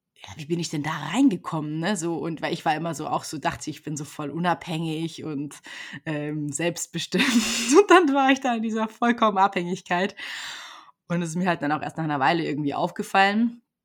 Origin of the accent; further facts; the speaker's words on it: Germany; moved away as an adult; also born or lived in Brazil; ich komme aus Deutschland